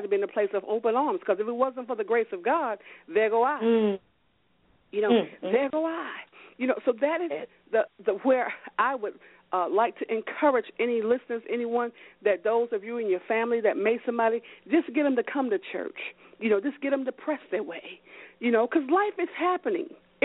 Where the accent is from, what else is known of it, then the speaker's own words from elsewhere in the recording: High Point, North Carolina, United States; now in New Jersey, United States; I was raised in High Point, North Carolina